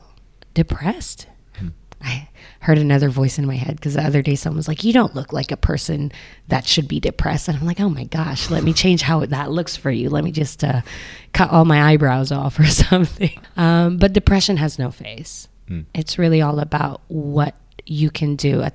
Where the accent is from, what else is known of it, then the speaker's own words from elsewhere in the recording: Philippines; now in Hong Kong; Being Filipino, I'm neither local person or an expat